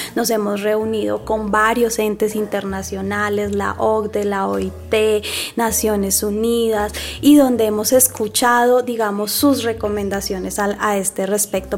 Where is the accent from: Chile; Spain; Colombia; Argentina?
Colombia; Bogotá; yo soy bogotana